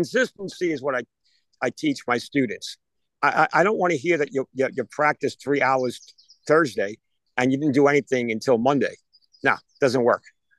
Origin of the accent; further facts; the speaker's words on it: New York, United States; moved away; We're all transplants from New York